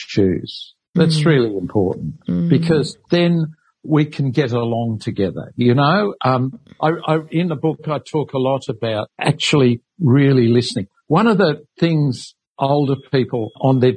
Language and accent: English; Sydney, New South Wales, Australia; also born or lived in England; I grew up really in St. Mary's in Western Sydney, really. My parents, I came over from England when I was three